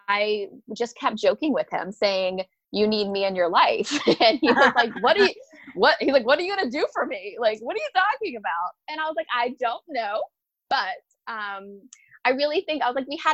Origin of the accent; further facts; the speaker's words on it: Hilton Head Island, South Carolina, United States; I'm from Hilton Head Island, South Carolina. So basically I grew up kind of at a vacation place.